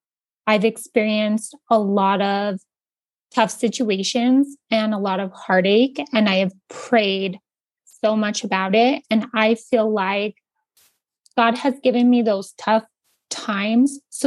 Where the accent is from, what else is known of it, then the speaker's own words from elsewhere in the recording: Santa Fe, New Mexico, United States; I'm from Santa Fe. I've been here all my life with the exception of college.